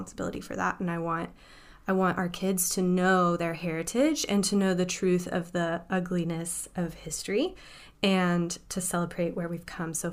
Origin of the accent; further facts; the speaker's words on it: Oklahoma, United States; I grew up in Oklahoma in a very poor, not particularly safe neighborhood